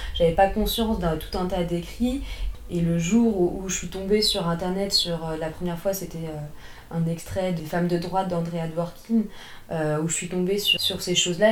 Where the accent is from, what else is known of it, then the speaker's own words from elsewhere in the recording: France; also born or lived in Paris region; je suis française, j'habite la région parisienne et je suis à moitié d'origine russe.